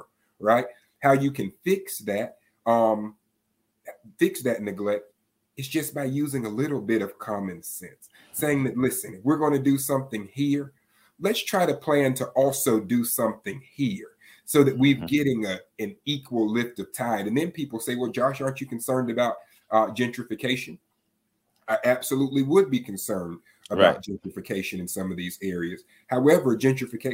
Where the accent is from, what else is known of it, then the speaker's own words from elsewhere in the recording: Tallahassee, Florida, United States; I'm seven generations from Leon County. When I would drive through the South Side as a kid